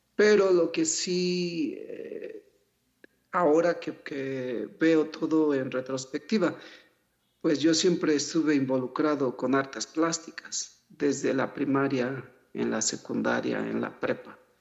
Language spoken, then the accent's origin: Spanish; Mexico City, Mexico; also born or lived in Huasteca, Hidalgo / United States; ahí nací, pero al final crecí aquí en la Ciudad de México